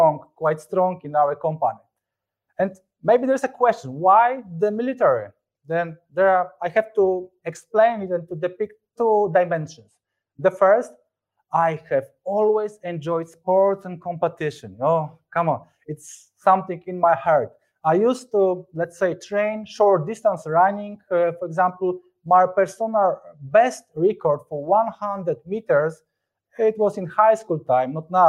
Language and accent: English; Lębork, Pomeranian Voivodeship, Poland; moved away as an adult; now in Warsaw, Poland; I was born in Lemberg, a city located in the north of Poland, very close to Gdańsk